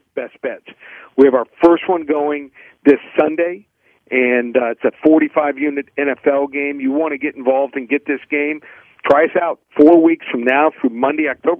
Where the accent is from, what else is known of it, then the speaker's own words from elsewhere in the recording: Miami, Florida, United States; I'm from Miami